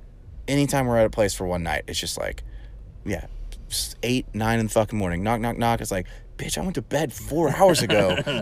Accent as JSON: {"language": "English", "region": "Texas", "country": "United States", "said": "We're from Texas."}